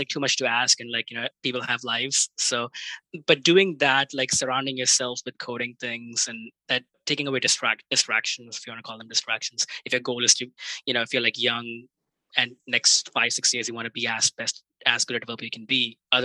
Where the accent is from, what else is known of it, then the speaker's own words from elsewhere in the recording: India; moved away; I grew up in India and like cricket is like a big sport there